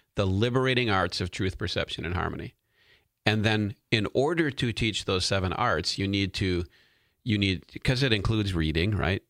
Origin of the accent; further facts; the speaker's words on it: United States; As a citizen of the United States of America